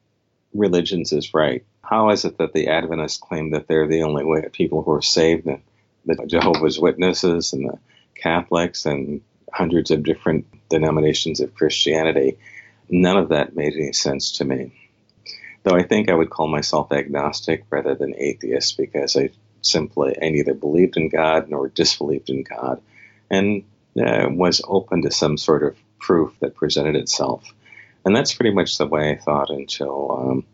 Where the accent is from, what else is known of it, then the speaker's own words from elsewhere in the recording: Detroit, Michigan, United States; also born or lived in Chicago, Illinois / Ann Arbor, Michigan; we moved in when I was 8 and lived in Detroit until I was 18 and went to college in Ann Arbor